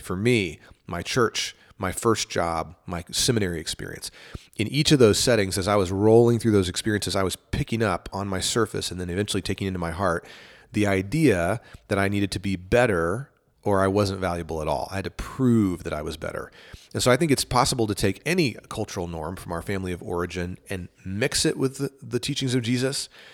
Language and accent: English; East Texas, United States; I grew up in East Texas